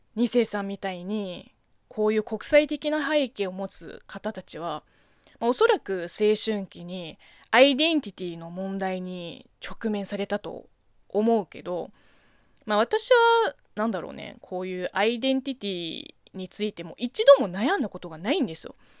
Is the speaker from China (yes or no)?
yes; China; Japanese is a second language; moved away as an adult; now in Japan; 中国生まれ、中国育ちの私